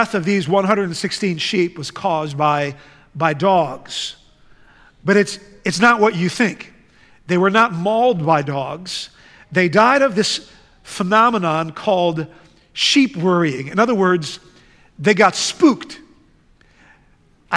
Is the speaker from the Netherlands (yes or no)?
yes; The Hague, South Holland, Netherlands; moved away; I grew up in the Netherlands. In fact, I grew up in the city of The Hague